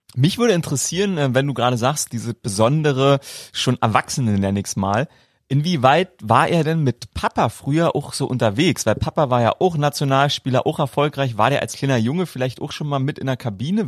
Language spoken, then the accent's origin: German; East Germany, Germany; da wo ich herkomme